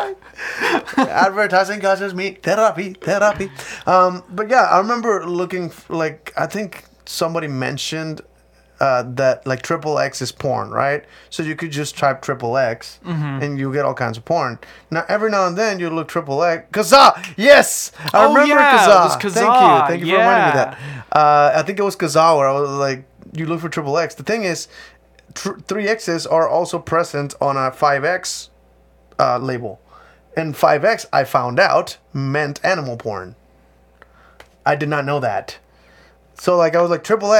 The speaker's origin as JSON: {"language": "English", "country": "Mexico", "said": "I'm from Mexico"}